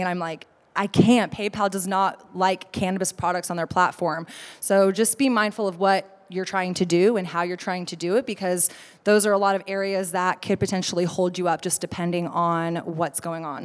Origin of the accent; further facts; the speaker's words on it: Austin, Texas, United States; I'm from Austin